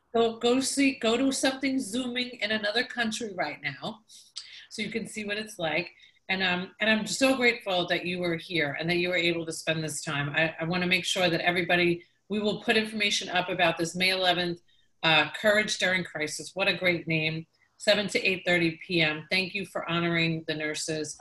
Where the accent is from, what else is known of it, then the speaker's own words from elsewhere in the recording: Long Island, New York, United States; moved away as an adult; now in Tampa Bay, United States; I was from New York